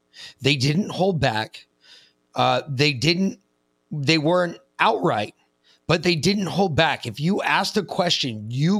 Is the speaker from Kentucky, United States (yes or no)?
no; New York City, New York, United States; I grew up on the East Coast. I grew up on exactly the opposite coast in New York City. And I did not grow up with this. This is the way I talk now is the same way I talked when I was a kid